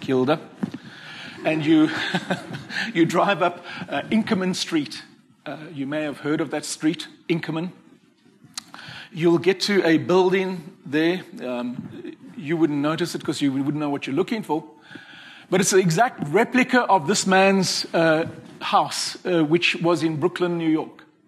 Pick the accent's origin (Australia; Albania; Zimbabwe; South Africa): South Africa; Cape Town, Western Cape; I come from Cape Town